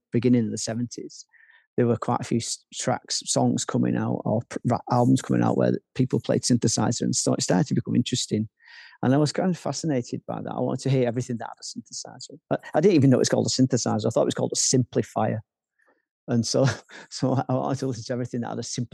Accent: Manchester, North West England, United Kingdom; I'm from Manchester

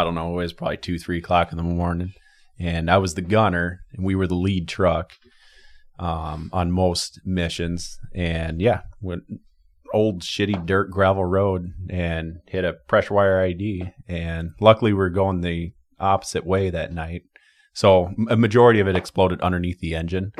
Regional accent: Washington, United States; born there; also born or lived in Wisconsin / Iowa; Yeah, I was born in Washington State. We moved to Wisconsin, lived there for some years, and then we migrated back to Iowa.

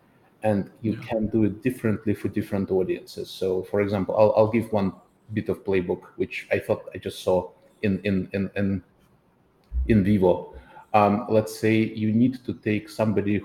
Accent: Saint Petersburg, Russia; my hometown of St. Petersburg

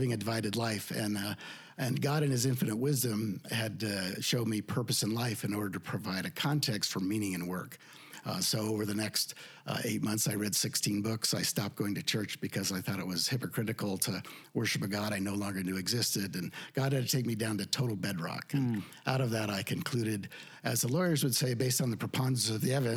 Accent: Idaho, United States; moved away; I was raised in Idaho

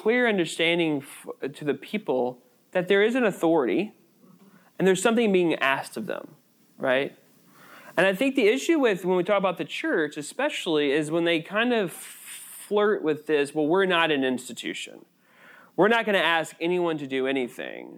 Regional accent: United States; We are American citizens

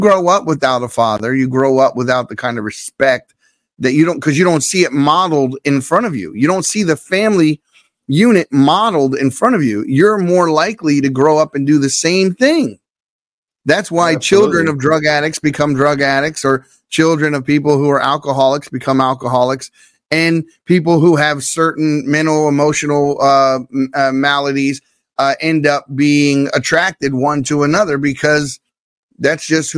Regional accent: Baltimore, Maryland, United States; I'm from Baltimore City.

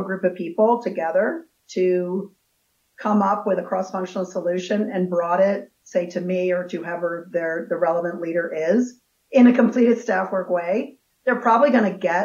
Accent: D.C. area in Maryland, United States; also born or lived in California; now in Colorado, United States; I was born in California, but grew up in the D.C. area in Maryland.

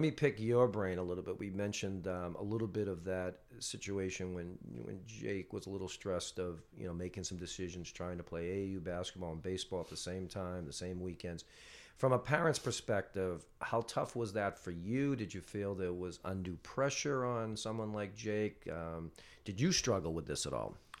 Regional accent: North Andover, Massachusetts, United States; I was from North Andover

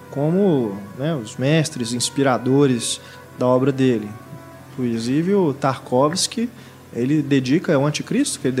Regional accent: Blumenau, Santa Catarina, Brazil; now in Manaus, Brazil; Sou, sou de Blumenau.

